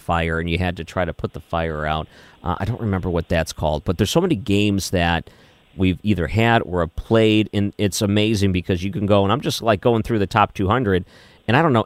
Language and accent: English; Michigan, United States; now in St. Louis, United States; I came from Michigan